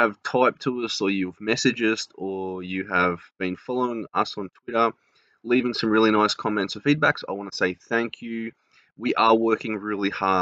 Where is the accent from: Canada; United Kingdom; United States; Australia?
Australia; accent: Australian; from Australia, obviously, because of my accent